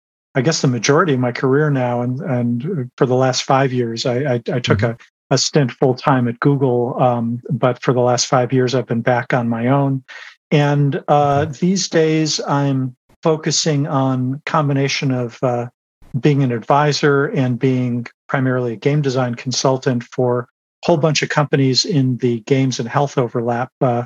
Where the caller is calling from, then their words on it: San Rafael, California, United States; I am in San Rafael, California, just over the Golden Gate Bridge from San Francisco.